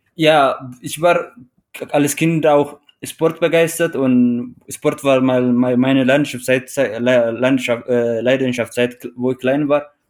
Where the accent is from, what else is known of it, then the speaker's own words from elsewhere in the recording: Eritrea; German is a second language; moved away as an adult; also born or lived in Teisendorf, Bavaria, Germany; now in Traunstein, Germany; ich komme ursprünglich aus Eritrea und äh, ich lebe seit äh, knapp acht Jahren in Deutschland, beziehungsweise in Südbayern Traunstein